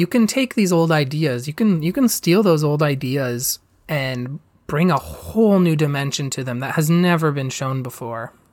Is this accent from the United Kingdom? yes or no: no; Canada; I'm Canadian.